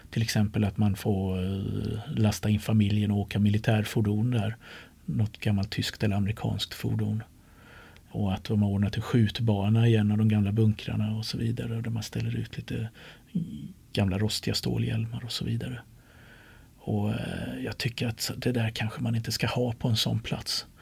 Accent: Sweden; som den smålänning jag är

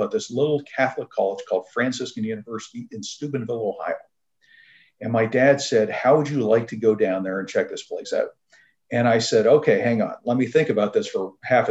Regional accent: near Toronto, Southern Ontario, Canada; I was born in Canada. I'm from Southern Ontario, near a small town near Toronto

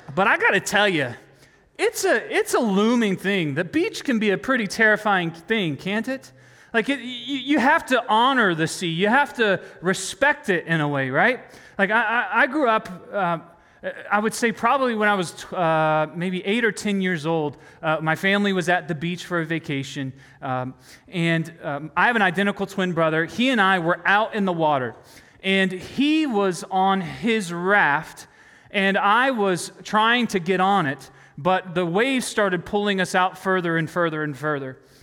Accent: North Carolina, United States; I grew up in North Carolina

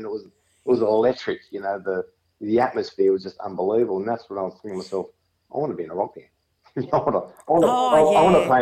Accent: Sutherland Shire, New South Wales, Australia; We're down from the Southern Shire area.

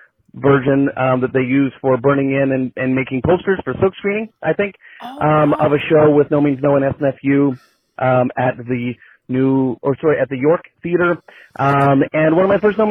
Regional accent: Surrey, British Columbia, Canada; I grew up in Surrey, British Columbia

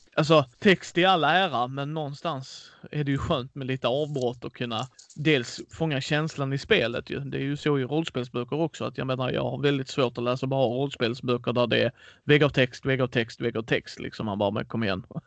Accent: Skåne, Sweden; Jag är själv Skånepåge och bott här hela mitt liv

